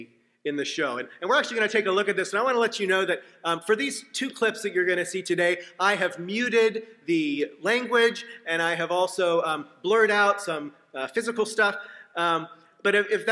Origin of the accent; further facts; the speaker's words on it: Seattle, Washington, United States; I was on the soccer team in my hometown of Seattle